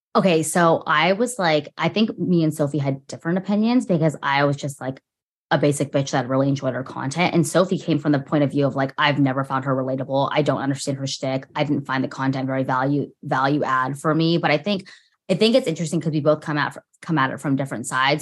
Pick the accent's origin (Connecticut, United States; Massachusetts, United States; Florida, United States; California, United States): California, United States; Orange County; growing up in orange county and being at like an hour away from